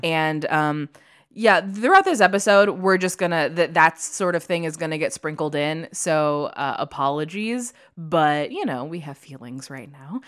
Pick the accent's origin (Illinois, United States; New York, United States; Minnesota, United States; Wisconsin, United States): Illinois, United States; I grew up in Illinois